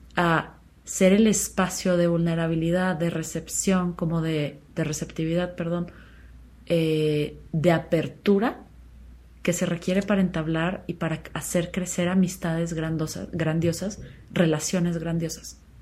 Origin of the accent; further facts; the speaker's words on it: Chihuahua, Mexico; moved away as an adult; yo nací en Chihuahua y crecí ahí hasta los 17 años más o menos